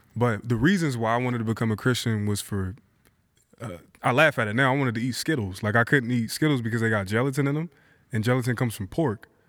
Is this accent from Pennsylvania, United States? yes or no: yes; Philadelphia, Pennsylvania, United States; moved away as an adult; now in Portland, United States; born and raised in Philadelphia, moved to Portland in two thousand eight